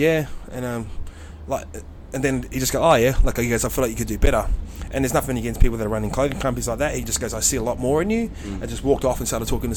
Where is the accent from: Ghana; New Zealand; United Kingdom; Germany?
New Zealand; Tokoroa, Waikato; moved away; I grew up in Tukurua